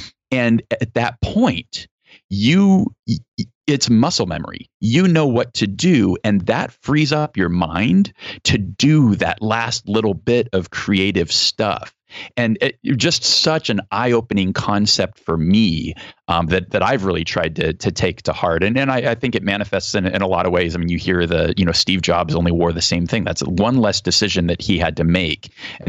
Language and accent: English; Germany; born there; I come from, I was born in Germany. My dad retired as a 2-star general in the Army Reserve.